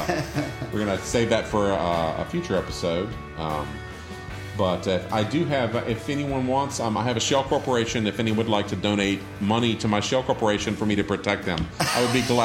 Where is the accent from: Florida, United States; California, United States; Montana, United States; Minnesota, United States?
Florida, United States; I'm from Florida